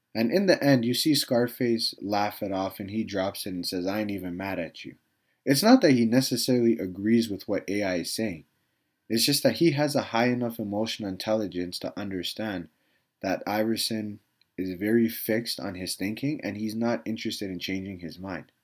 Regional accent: Canada; I was a kid growing up in Canada

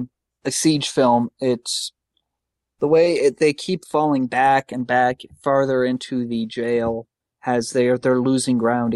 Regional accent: California, United States; I grew up in California

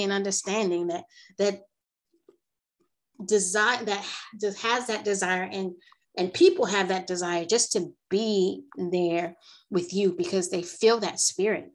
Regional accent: New Jersey, United States; I'm from New Jersey.

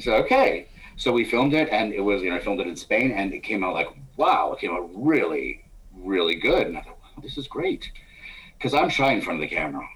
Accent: New York, United States; being a New Yorker

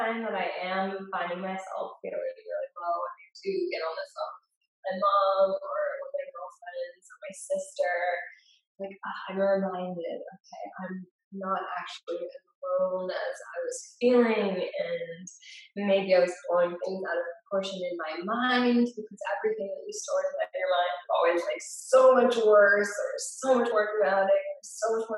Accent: United States; also born or lived in Cape Town; as an American

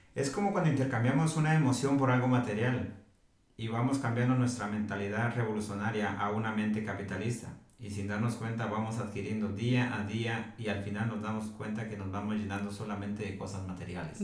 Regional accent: Guatemala; now in United States; la mayoría de hombres guatemaltecos estamos acostumbrados

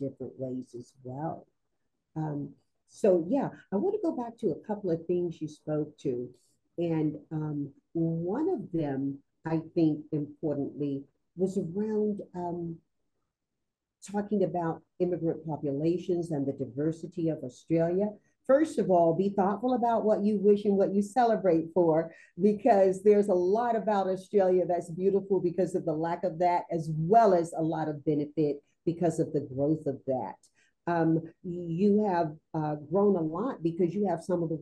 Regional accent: North Carolina, United States; moved away; also born or lived in Southern California / Las Vegas, Nevada; growing up in North Carolina, the deep South

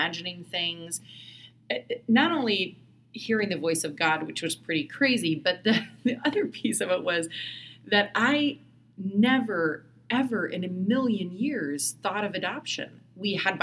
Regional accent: Indiana, United States; moved away as an adult; also born or lived in Seattle, Washington / Bellingham, Washington; I grew up in Indiana

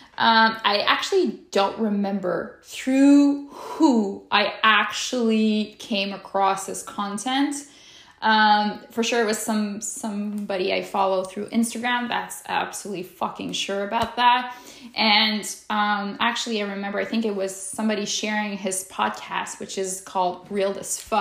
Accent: Quebec City, Quebec, Canada; I am from Quebec City, Canada

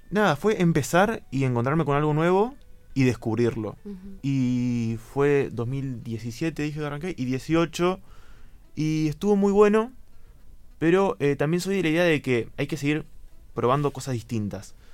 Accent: Saavedra, Buenos Aires Province, Argentina; now in Bahía Blanca, Argentina; No, soy de Saavedra. Eh, estudié en Goyena todo lo que es primaria y secundaria y vine acá en el 2017 a estudiar el profesorado en letras.

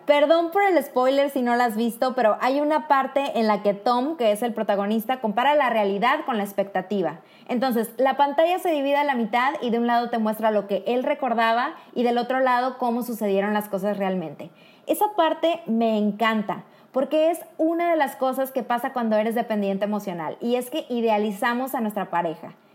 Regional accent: Mexico; now in Poland; una mexicana viviendo en Polonia.

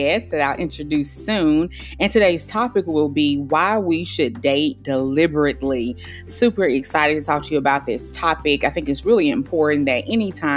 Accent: Birmingham, Alabama, United States; Birmingham, Alabama, my hometown too

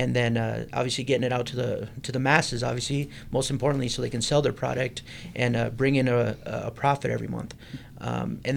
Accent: Provo, Utah, United States; I've born and raised in Provo, Utah. So proud Utah County boy

